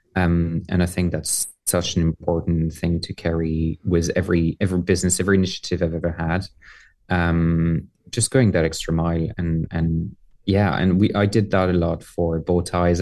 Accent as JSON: {"language": "English", "town": "Paris", "region": "Île-de-France", "country": "France", "tie": "born or raised there", "moved": "yes", "lives_now": "Ireland", "said": "I was born and raised in Paris"}